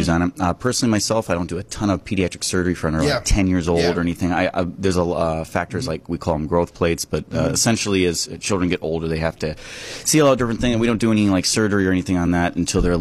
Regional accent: Kenosha, Wisconsin, United States; also born or lived in North Chicago, Illinois / Madison, Wisconsin; I grew up in Kenosha, Wisconsin, kind of on the southeast border.

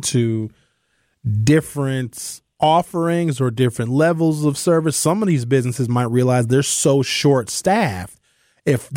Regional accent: Brown Deer, Wisconsin, United States; When I grew up in Brown Deer, there was no Black-owned businesses

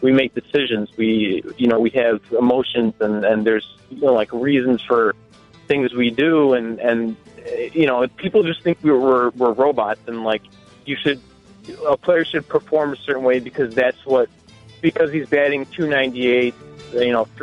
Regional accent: Chicago suburbs, Illinois, United States; I grew up in the suburbs

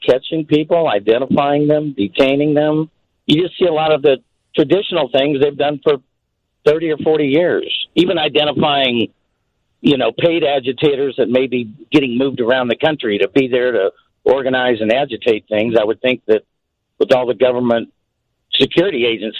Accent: Kansas City, Missouri, United States; I'm from Kansas City

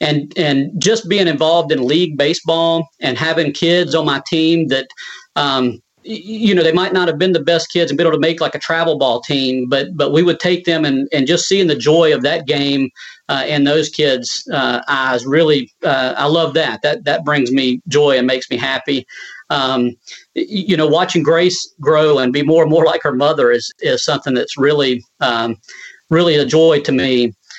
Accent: Jackson County, Georgia, United States; I grew up in Jackson County, went to public school my whole life

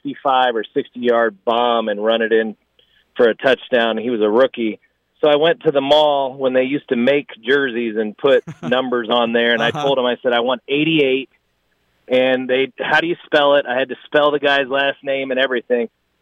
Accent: Indianapolis, Indiana, United States; now in Jupiter, United States; I grew up in Indianapolis

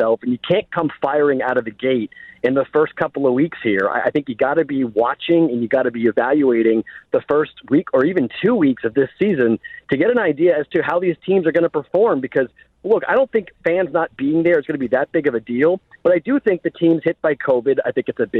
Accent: Boston, Massachusetts, United States; I'm a Bostonian

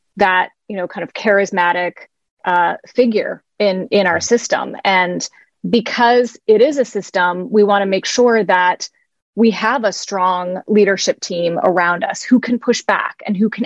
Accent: Midwest, United States; moved away; also born or lived in Palo Alto, California; I grew up in the Midwest

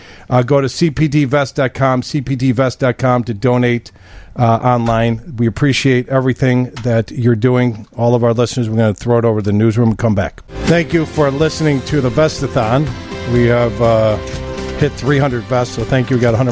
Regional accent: New York, United States; We both have blue eyes because we're both from New York.

